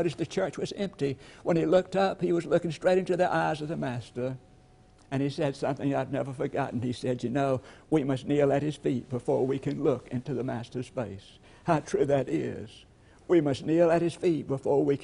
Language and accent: English; LaGrange, Georgia, United States; I'm from LaGrange, Georgia, and I remember a little lady in our hometown